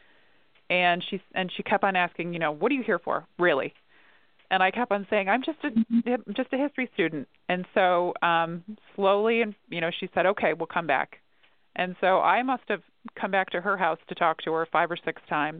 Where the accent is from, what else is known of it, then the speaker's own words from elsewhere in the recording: Elmira, New York, United States; I'm from New York State. I grew up in Elmira